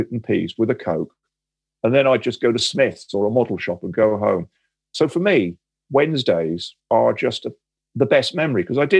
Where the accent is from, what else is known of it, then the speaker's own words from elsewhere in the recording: Sheffield, Yorkshire and the Humber, United Kingdom; born there; I'm not a football fan, but I was born in Sheffield.